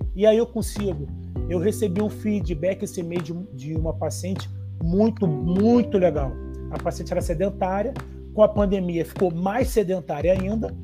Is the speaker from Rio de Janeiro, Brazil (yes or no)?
yes; Rio de Janeiro, Brazil; eu sou do Rio de Janeiro, eu fiz faculdade lá na UFRJ